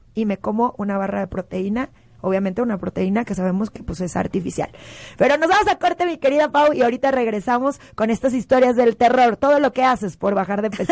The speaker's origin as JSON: {"language": "Spanish", "country": "Mexico", "said": "como mexicanos"}